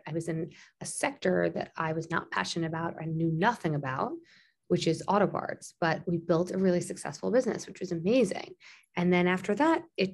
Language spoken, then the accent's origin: English; Long Island, New York, United States; also born or lived in Springfield, Illinois; I grew up in Long Island, which is a suburb of Manhattan and suburb of New York City.